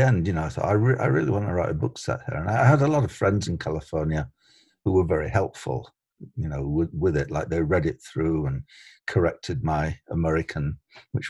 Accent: England, United Kingdom; moved away as an adult; now in Canada

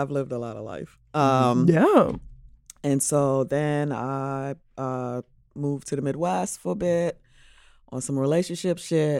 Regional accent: Charlotte Amalie, U.S. Virgin Islands; moved away; I'm from the Virgin Islands, from St. Thomas.

